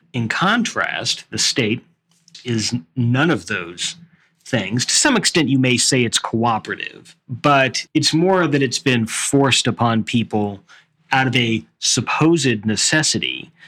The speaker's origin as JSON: {"language": "English", "country": "United States", "said": "I'm still an American"}